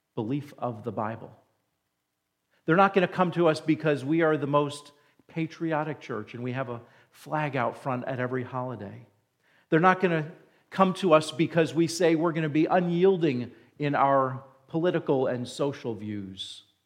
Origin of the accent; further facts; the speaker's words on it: New Jersey, United States; moved away; I grew up in New Jersey, right next to New York City